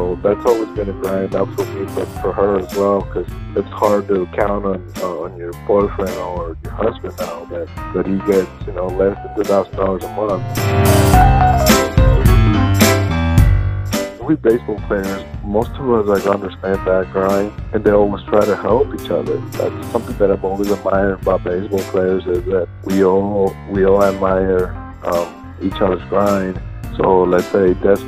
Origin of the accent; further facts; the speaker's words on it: Mexico; moved away; growing up in Mexico